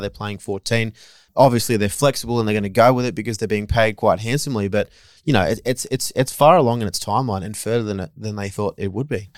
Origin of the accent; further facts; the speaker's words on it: Australia; as an Aussie